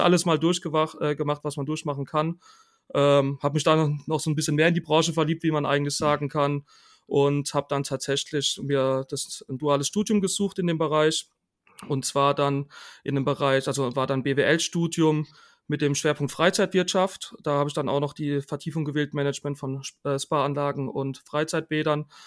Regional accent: Rhineland-Palatinate, Germany; now in Karlsruhe, Germany; ich komme ursprünglich aus der Pfalz

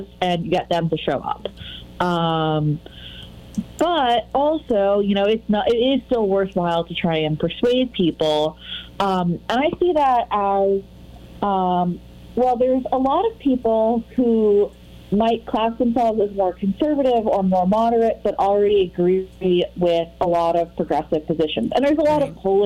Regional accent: Massachusetts, United States; also born or lived in Connecticut / United Kingdom; now in Chicago, United States; I'm originally from New England, Massachusetts, not Connecticut, but I've spent some time in Connecticut. And I lived in the UK for 5 years, and now I live in Chicago

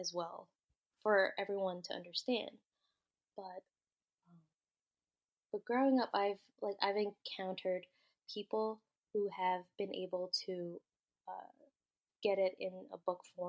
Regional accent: United States; I'm first generation, like, born in America

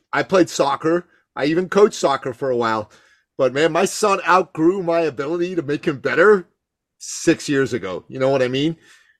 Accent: Iran; moved away; I grew up in Iran calling it football.

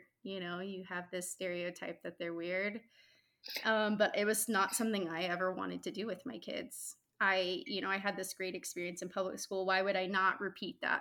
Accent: Houston, Texas, United States; I grew up in Houston

